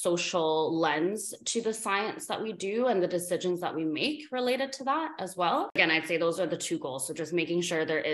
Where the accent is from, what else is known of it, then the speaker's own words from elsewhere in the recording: Vancouver, British Columbia, Canada; I grew up in Canada, I grew up in Vancouver.